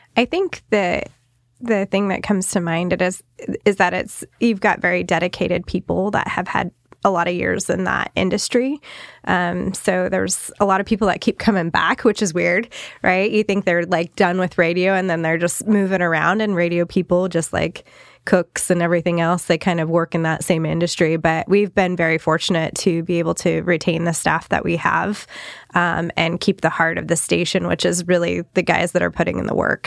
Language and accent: English; Salem, Oregon, United States; also born or lived in Coos Bay, Oregon; kind of migrated up here when I was about five. So lived in the Salem area, Salem Kaiser area most of my life